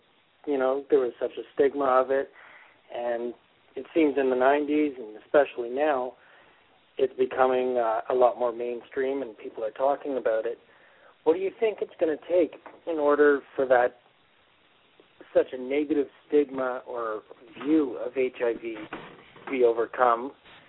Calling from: Canada; calling from Canada.

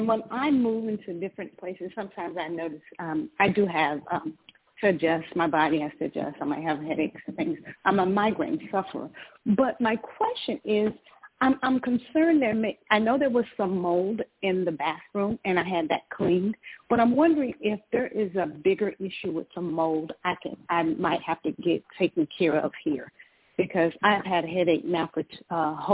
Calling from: Georgia, United States; I'm calling from Georgia.

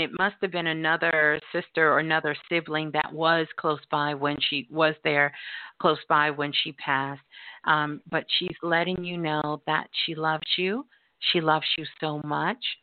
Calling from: San Francisco, California, United States; I'm calling from San Francisco.

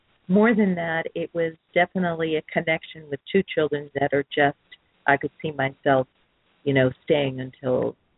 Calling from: San Clemente, California, United States; And I'm calling from San Clemente.

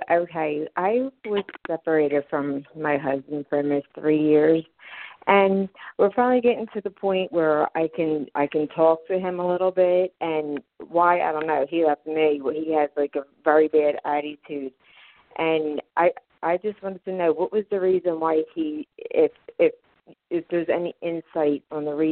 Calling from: Philadelphia, Pennsylvania, United States; I'm from Philadelphia, Pennsylvania.

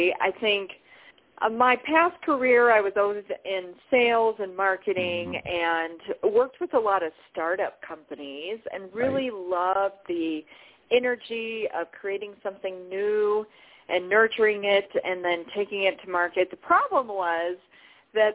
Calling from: Colorado, United States; Beautiful Colorado.

